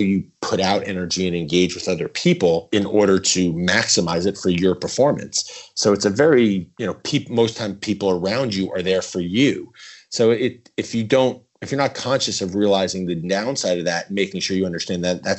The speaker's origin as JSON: {"language": "English", "region": "East Coast", "country": "United States", "tie": "born or raised there", "said": "I grew up playing on the East Coast"}